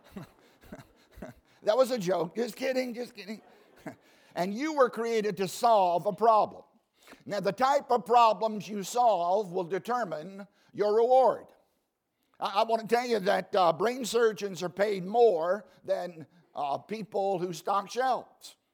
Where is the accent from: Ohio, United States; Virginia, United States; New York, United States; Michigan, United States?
Virginia, United States; Southside; I grew up in Southside, Virginia, uh, harvesting tobacco